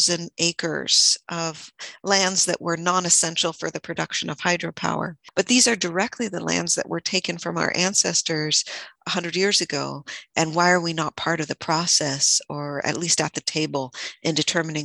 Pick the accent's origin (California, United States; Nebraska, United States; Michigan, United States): California, United States; born and raised in Sierra Miwok Homelands outside of Jackson and Pioneer, California